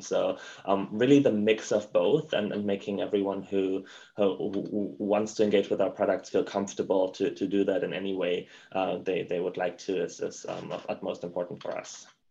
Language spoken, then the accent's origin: English; Germany; accent: German; English is a second language; moved away as an adult; now in United States; as you can probably tell by my accent, I'm German.